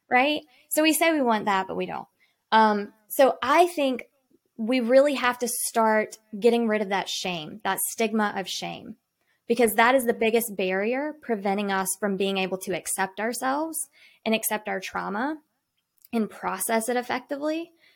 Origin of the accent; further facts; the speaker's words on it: Salisbury, North Carolina, United States; I am from Salisbury, North Carolina. So I grew up on the lake